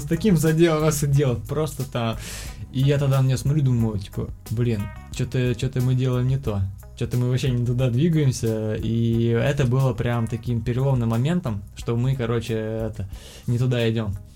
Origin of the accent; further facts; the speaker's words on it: Kazan, Tatarstan, Russia; moved away as an adult; also born or lived in Yekaterinburg; я сам из Казани